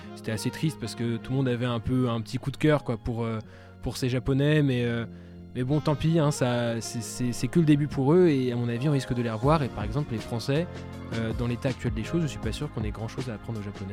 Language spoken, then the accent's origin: French; France; en tant que Français